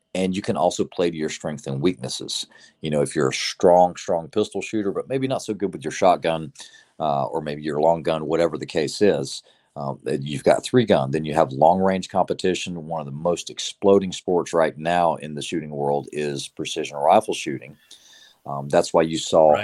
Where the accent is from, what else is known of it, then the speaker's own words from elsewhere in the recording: the South, United States; growing up in the South, you know, growing up hunting, learning to shoot at a young age